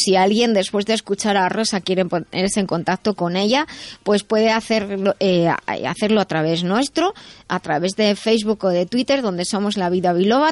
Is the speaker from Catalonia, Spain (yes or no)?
no; Madrid, Community of Madrid, Spain; yo soy de Madrid